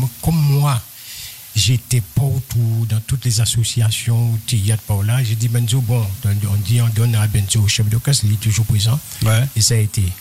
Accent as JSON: {"language": "French", "town": "Trois-Rivières", "country": "Guadeloupe", "said": "Je suis de Trois-Rivières, chez euh, aux Trois-Rivières."}